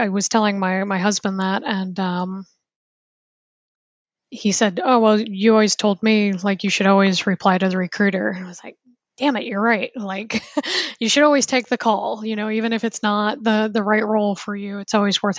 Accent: United States; moved away as an adult; also born or lived in Seattle / New Zealand / Germany; I'm originally from the States.

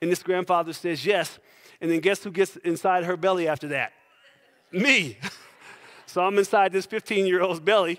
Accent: Trenton, New Jersey, United States; moved away; So originally, I am from New Jersey.

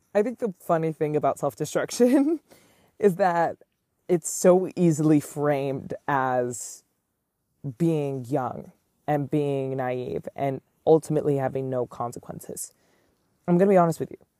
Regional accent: New York City, New York, United States; I am born and raised in Manhattan

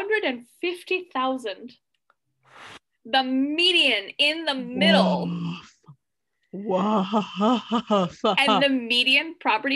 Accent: Rockingham County, New Hampshire, United States; also born or lived in Connecticut; I was from Rockingham County in New Hampshire

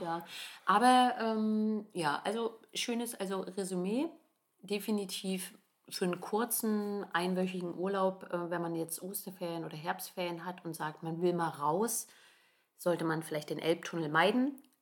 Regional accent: Germany; bei uns in Deutschland

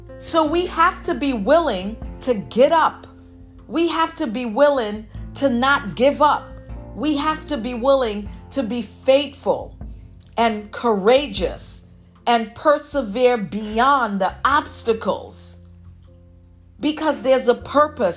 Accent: New York City, New York, United States; me growing up in Brooklyn, I'm a New Yorker

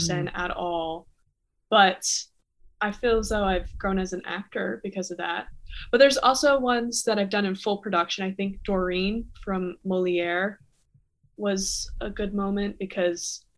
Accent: South Florida, United States; moved away as an adult; also born or lived in Toronto, Canada; now in New York City, United States; I'm originally from Toronto, Canada, but I grew up in South Florida and now I live in New York

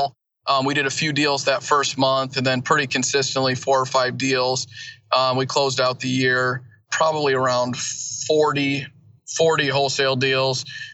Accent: Elkhart, Indiana, United States; also born or lived in Kalamazoo, Michigan; I was born and raised in Kalamazoo, Michigan, moved to northern Indiana, where I'm at right now, Elkhart, St. Joseph County area by South Bend. When I was younger, about 10 years old, so grew up there

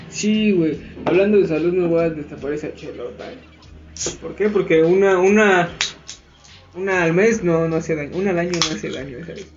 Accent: Mexico; Aquí en México

